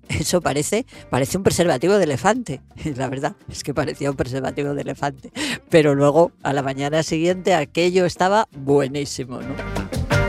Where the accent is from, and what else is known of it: Madrid, Community of Madrid, Spain